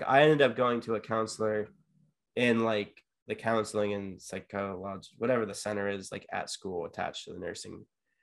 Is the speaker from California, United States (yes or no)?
yes; San Diego, California, United States; I grew up in San Diego, California with a beach 5 minutes away from me